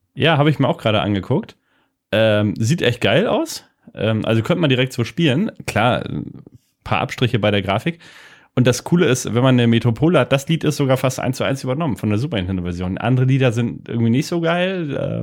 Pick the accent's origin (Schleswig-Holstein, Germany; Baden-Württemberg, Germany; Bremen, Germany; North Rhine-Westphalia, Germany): Schleswig-Holstein, Germany; Lübeck; Lübeck natürlich. Lübeck, okay. Schöne Stadt der Hanse an der Ostsee. Meine Heimat.